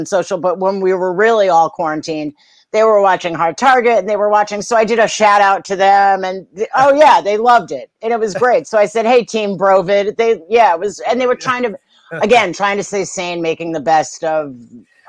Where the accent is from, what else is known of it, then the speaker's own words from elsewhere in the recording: New York City, New York, United States; I grew up in Manhattan